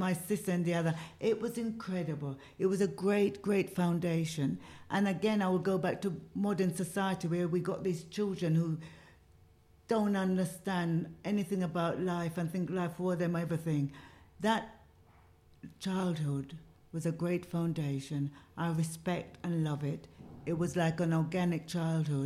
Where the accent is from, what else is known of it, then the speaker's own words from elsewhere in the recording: Jamaica; now in United Kingdom; I'm a Jamaican